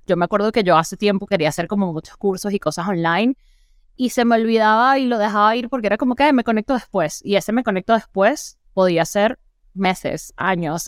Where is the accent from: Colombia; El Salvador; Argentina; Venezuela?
Venezuela; now in Mexico; soy venezolana